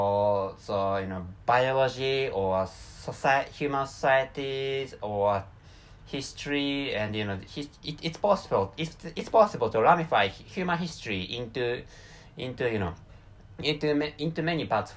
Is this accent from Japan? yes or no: yes; Japan; first language Japanese; English is a second language; my mother tongue is Japanese